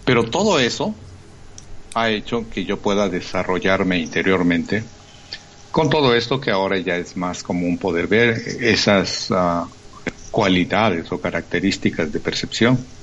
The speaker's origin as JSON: {"language": "Spanish", "region": "Chiapas", "country": "Mexico", "moved": "yes", "said": "soy de Chiapas."}